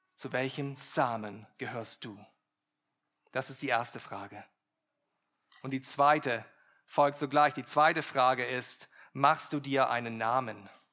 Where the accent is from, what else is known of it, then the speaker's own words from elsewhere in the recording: Germany; wir als, als Deutsche